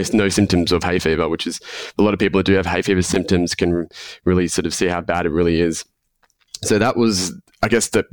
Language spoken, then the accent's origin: English; Melbourne, Victoria, Australia; accent: Australian; born and raised in Melbourne. I've spent the majority of my life here.